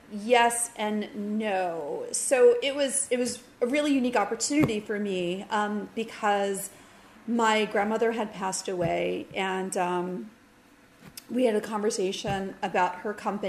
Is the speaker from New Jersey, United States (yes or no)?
yes; Westwood, New Jersey, United States; also born or lived in Fairfield County, Connecticut / Manhattan, New York; I grew up in this little old triangle of Bergen County, New Jersey, Fairfield County, Connecticut, and Manhattan. But the majority of my childhood was in Westwood, New Jersey.